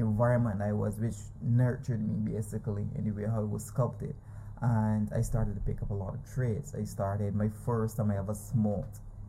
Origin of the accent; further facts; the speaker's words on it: Bridgetown, Barbados; I was raised in Nelson Street, most of y'all know it. Known for prostitution, gangs, drugs, you name it.